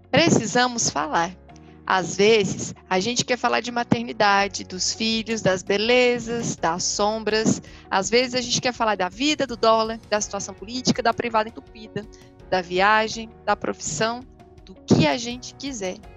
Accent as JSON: {"language": "Portuguese", "town": "Fortaleza", "region": "Ceará", "country": "Brazil"}